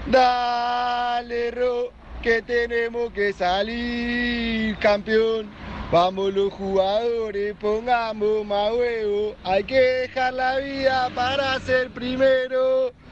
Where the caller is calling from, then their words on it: Tablada, Buenos Aires Province, Argentina; Hola muchachos, muy buen programa, los escucho siempre … de Tablada.